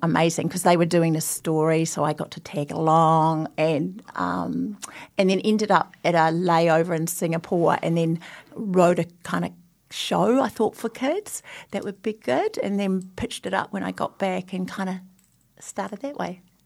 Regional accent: Christchurch, Canterbury, New Zealand; I grew up in Christchurch and my father's from Wairoa

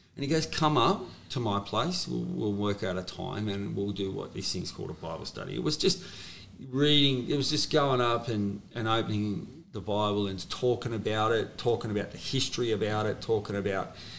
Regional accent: Sydney, New South Wales, Australia; I was born in St George Hospital

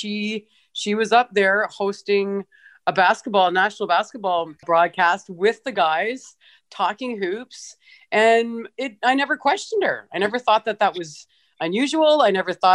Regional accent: London, Ontario, Canada; growing up in a small town in Ontario

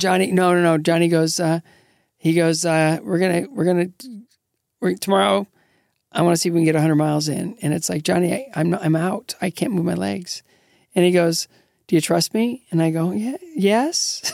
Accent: Northwestern Ohio, United States; moved away; I grew up in Northwestern Ohio, just south of Detroit

